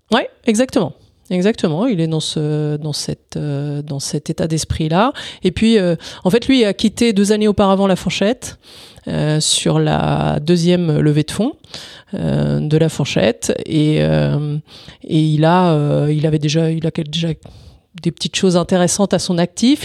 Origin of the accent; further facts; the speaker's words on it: Italy; moved away; Je suis né en Italie, donc euh, avec un père euh, italien et entrepreneur